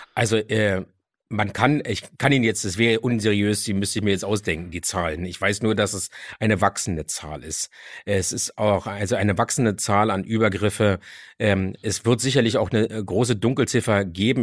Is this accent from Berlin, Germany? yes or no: yes; Berlin, Germany; Ich bin auch aufgewachsen in Kreuzberg und Neukölln.